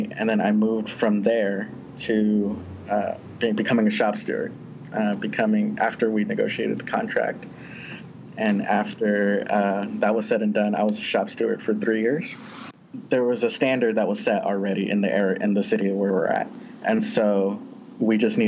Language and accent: English; Southern California, United States; I'm originally from Southern California in a mostly farm working community.